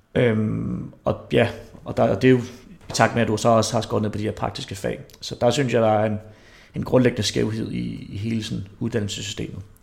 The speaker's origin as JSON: {"language": "Danish", "town": "Herlev", "region": "Capital Region of Denmark", "country": "Denmark", "tie": "born or raised there", "said": "jeg er opvokset i Herlev, så jeg har også stadig nogle af de der gamle Herlev-drenge"}